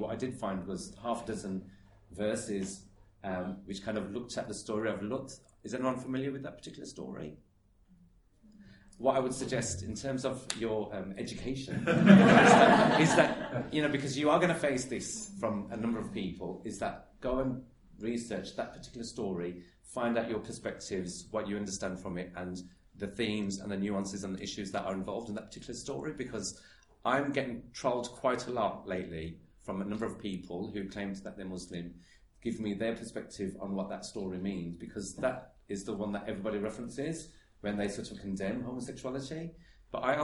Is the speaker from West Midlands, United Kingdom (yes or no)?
yes; Birmingham, West Midlands, United Kingdom; I'm from Birmingham and I come from what is allegedly a multiculturally diverse city